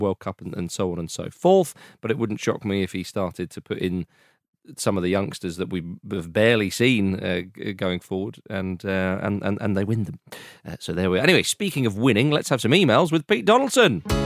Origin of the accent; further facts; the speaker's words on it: England, United Kingdom; we're English